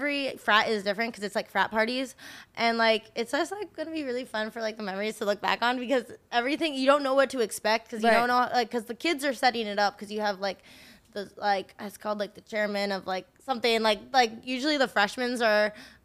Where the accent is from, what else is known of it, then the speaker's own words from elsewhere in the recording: Colorado, United States; I grew up in Colorado